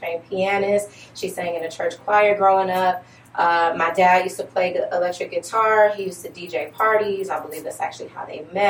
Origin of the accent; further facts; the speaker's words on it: Detroit, Michigan, United States; moved away as an adult; also born or lived in Virginia; now in Northern Virginia, United States; I think that's pretty self-explanatory. I am originally from Detroit.